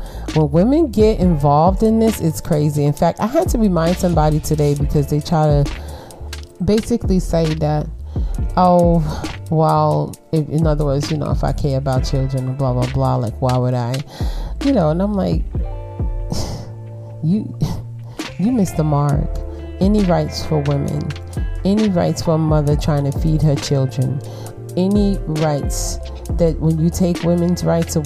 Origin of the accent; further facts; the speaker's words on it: United States; I'm African American, right? All right. 40% Nigerian